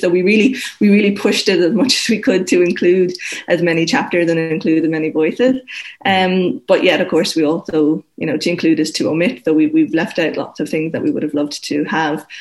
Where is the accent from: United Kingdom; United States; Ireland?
Ireland; County Wexford, Leinster; I'm from County Wexford, and um, my parents are there